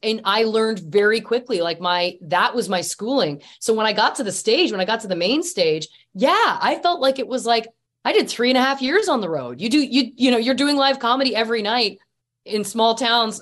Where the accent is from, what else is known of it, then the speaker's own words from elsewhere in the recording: Canada; I'm Canadian. Typically, we're humble people